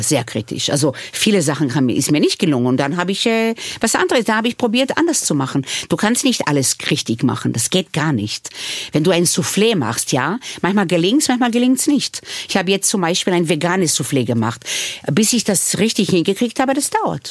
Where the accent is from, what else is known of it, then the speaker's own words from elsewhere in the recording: Israel; German is a second language; now in Vienna, Austria; Ich bin nicht ohne Alkohol aufgewachsen in Israel